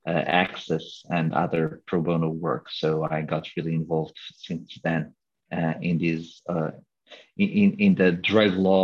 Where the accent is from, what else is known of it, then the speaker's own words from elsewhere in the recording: Lisbon, Portugal; I grew up on a neighborhood, well, almost like all neighborhoods in Lisbon, where drugs were a problem